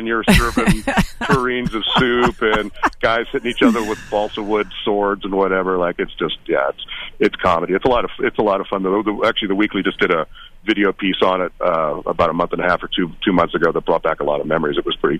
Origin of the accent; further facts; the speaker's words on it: Orange, United States; I think I did a great piece on Restaurant Genovese in my hometown of Orange, and you know, it's a one of a kind of place.